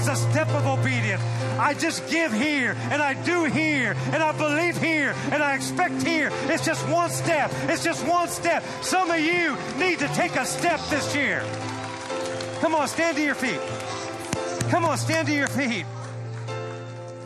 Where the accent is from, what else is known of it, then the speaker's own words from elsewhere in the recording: Santa Cruz, California, United States; moved away as an adult; also born or lived in Oklahoma; now in Fresno, United States; I grew up in the Santa Cruz area where all the hippies were.